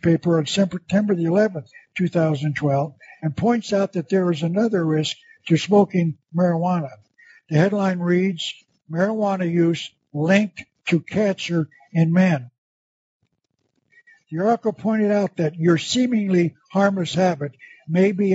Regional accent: Tucson, Arizona, United States; My hometown of Tucson

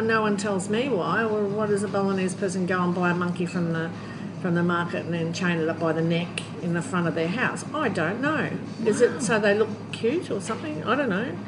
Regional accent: Australia; moved away; I come from Australia. I can go home

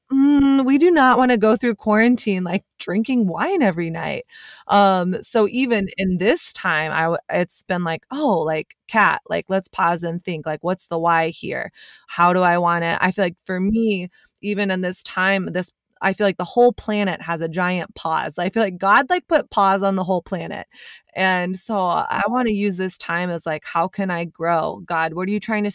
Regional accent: Texas, United States; I grew up in Texas

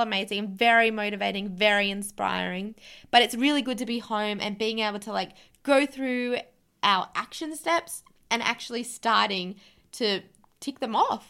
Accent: Canberra, Australian Capital Territory, Australia; moved away; we're from Canberra originally.

